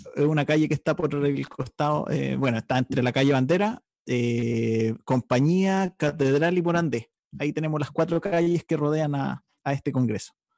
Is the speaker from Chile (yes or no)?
yes; Chile; nuestra historia como, como chilenos